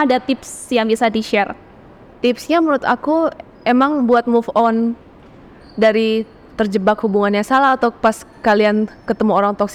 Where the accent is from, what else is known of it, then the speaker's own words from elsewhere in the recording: Makassar, South Sulawesi, Indonesia; also born or lived in Singapore; now in Jakarta, Indonesia; Terus habis itu aku balik ke Makassar karena aku emang asalnya dari Makassar.